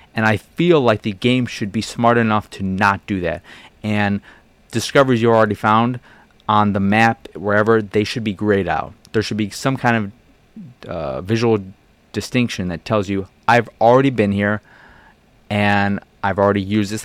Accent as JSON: {"language": "English", "town": "Chicago", "region": "Illinois", "country": "United States", "tie": "born or raised there", "said": "I grew up in Boystown"}